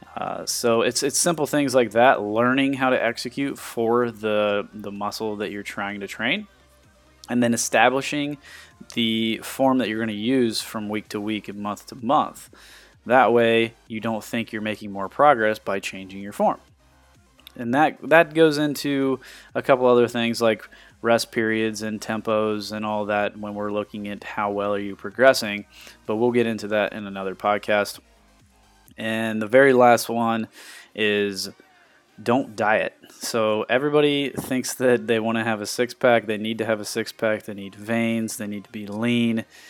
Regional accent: Sidney, Ohio, United States; I grew up in Sydney, Ohio

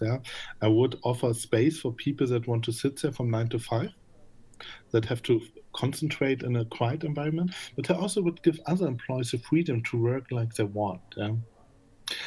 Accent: Magdeburg, Saxony-Anhalt, Germany; moved away; also born or lived in Berlin; I'm original from Magdeburg

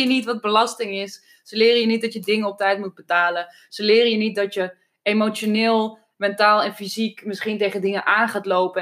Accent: Amsterdam, North Holland, Netherlands; toen ik opgroeide woonde in Amsterdam, iedereen in een sociale huurwoning

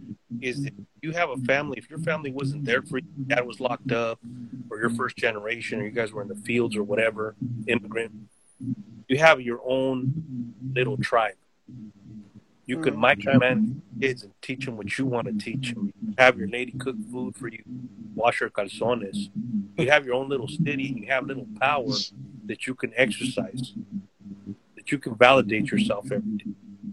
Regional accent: California, United States; also born or lived in North Carolina; We would tell people, yeah, we're from fucking California.

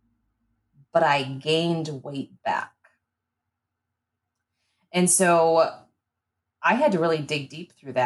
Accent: Michigan, United States; moved away as an adult; now in Omaha, United States; I moved to Omaha from Michigan

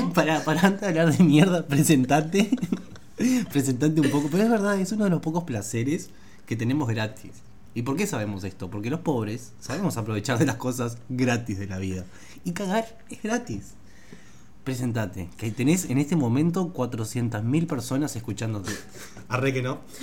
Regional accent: Juan Lacaze, Colonia, Uruguay; also born or lived in Rivera; soy de Juan Lacase, departamento de Colonia.

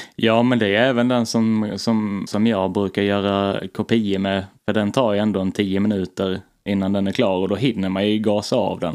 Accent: Blekinge, Sweden; moved away; jag var hemma i Blekinge på semester

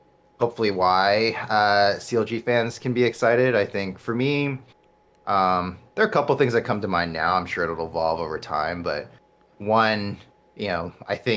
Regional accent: New York City, New York, United States; I grew up in New York City. Like, I was there from birth through college

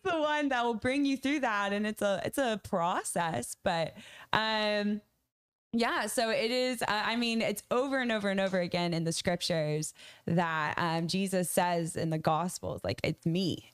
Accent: a tiny town in Maine, United States; I grew up in a, a part of America where churches sent their, their people as missionaries

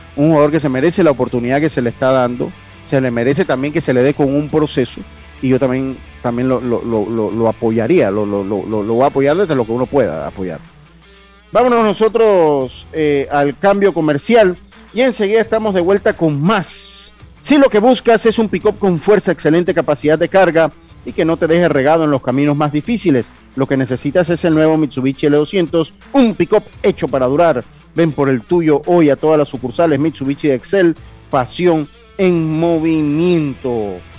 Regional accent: Los Santos, Panama; yo soy de los Santos y al medio que me conoce, yo soy santeño

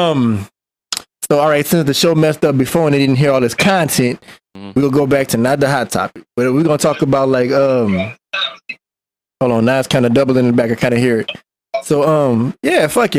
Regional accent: Baton Rouge, Louisiana, United States; I'm from Baton Rouge

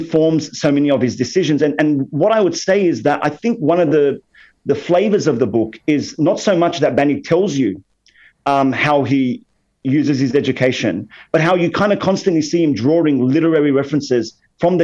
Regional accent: Australia; being a Lebanese Muslim Alawite growing up in Australia

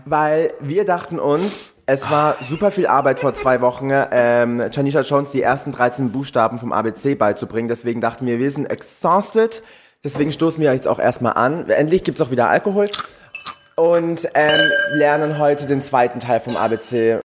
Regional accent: Swabia, Germany; accent: Swabian; wir Schwaben in dem Slang

